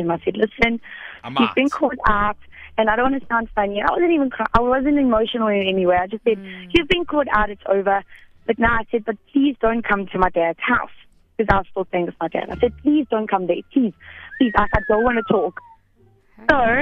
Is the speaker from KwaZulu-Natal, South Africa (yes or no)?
no; Edenvale, Gauteng, South Africa; now in Bedfordview, South Africa; Edenvale, now Bedford View.